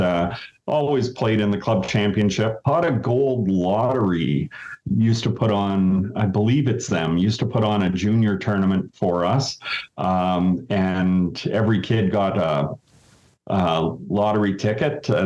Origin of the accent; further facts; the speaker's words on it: Sudbury, Ontario, Canada; now in Thunder Bay, Canada; I grew up in Sudbury, Ontario.